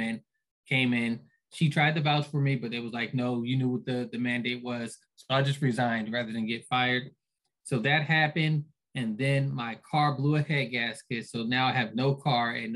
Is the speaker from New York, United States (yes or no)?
no; Philadelphia, Pennsylvania, United States; I was raised by a single mom. I'm from Philly.